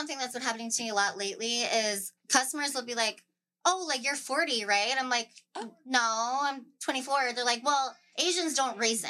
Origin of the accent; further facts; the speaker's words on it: United States; I'm already American. I was born here.